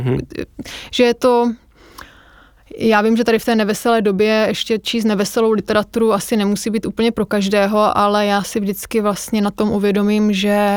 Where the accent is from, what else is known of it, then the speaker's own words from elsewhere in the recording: Olomouc, Olomouc Region, Czechia; moved away; já jsem z Olomouce a tam máme fakt jako krásnou